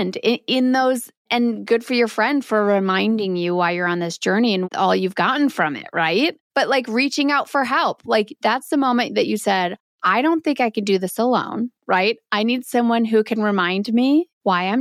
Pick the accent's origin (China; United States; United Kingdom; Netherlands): United States; Wisconsin; growing up in Wisconsin